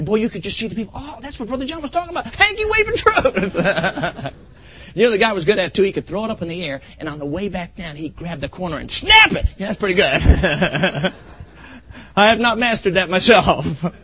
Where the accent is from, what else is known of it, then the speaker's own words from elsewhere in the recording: Chicago, Illinois, United States; now in Ann Arbor, United States; I grew up in Chicago